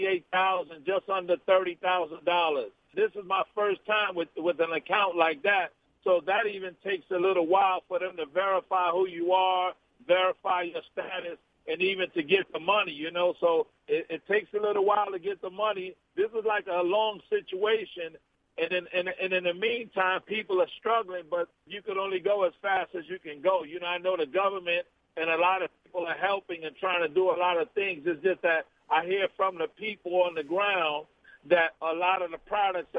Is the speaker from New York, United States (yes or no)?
yes; New York City, New York, United States; also born or lived in Puerto Rico; I was born in Puerto Rico, but I grew up in Harlem, New York.